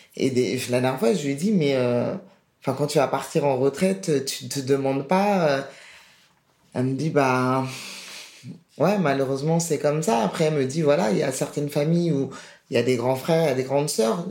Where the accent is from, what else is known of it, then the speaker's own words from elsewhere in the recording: France; j'ai été élevé en France, scolarité française